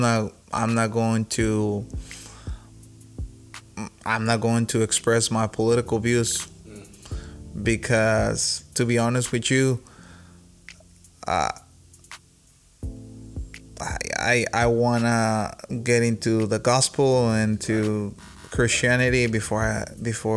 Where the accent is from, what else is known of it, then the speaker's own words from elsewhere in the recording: Mexico; first language Spanish; English is a second language; now in United States; I was raised in Mexico